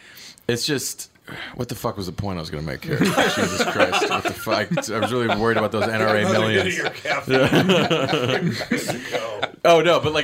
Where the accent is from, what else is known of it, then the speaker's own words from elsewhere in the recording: North Carolina, United States; I grew up in North Carolina. We grew up shooting weapons.